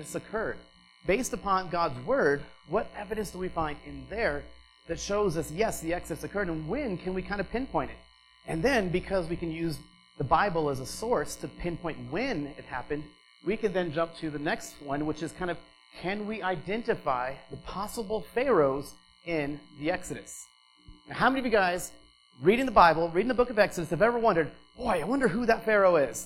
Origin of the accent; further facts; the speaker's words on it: Flagstaff, Arizona, United States; moved away as an adult; also born or lived in Phoenix, Arizona / Los Angeles, California; I was born in Phoenix, grew up in this area, kind of lived my whole life mostly on the Colorado Plateau, lived in Flagstaff back in the 80s